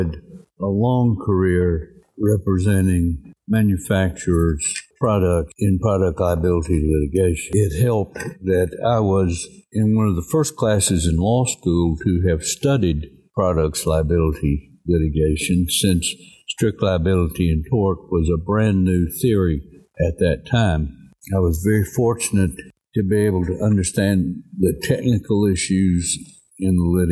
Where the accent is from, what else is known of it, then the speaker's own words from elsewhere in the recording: Cookeville, Tennessee, United States; I grew up in Cookeville, Tennessee